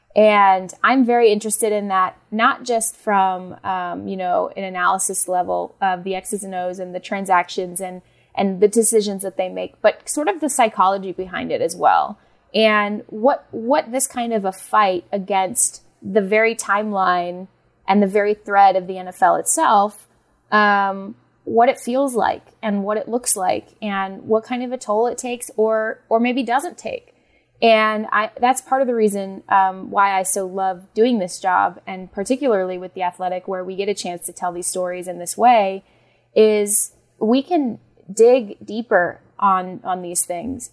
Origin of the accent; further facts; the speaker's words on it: Phoenix, Arizona, United States; moved away; also born or lived in Los Angeles; I was born and raised in Phoenix, Arizona